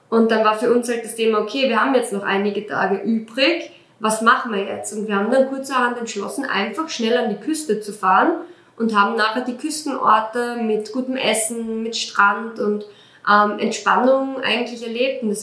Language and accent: German; Austria; Wir sind ja aus Österreich, wir sind ja, ähm, wir wohnen